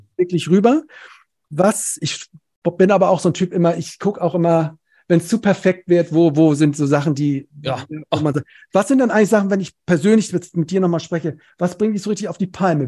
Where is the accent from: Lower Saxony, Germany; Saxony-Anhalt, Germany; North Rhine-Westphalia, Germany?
North Rhine-Westphalia, Germany; Cologne; Ich komme aus dem Rheinland, aus Köln